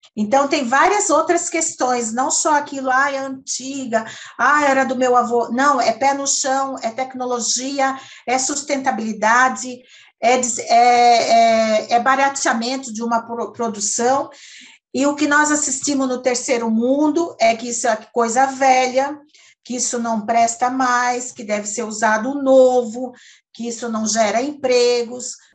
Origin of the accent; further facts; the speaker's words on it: Serra Catarinense, Santa Catarina, Brazil; moved away; also born or lived in Vale do Itajaí / Florianópolis / Blumenau; a Serra Catarinense, onde eu nasci